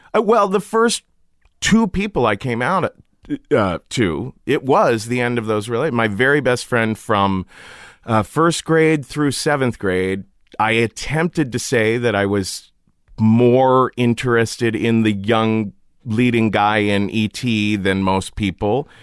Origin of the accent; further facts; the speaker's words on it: Cincinnati, Ohio, United States; I grew up in Cincinnati